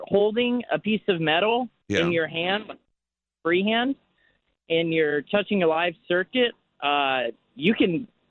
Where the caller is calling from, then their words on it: Chino Hills, California, United States; Chino Hills.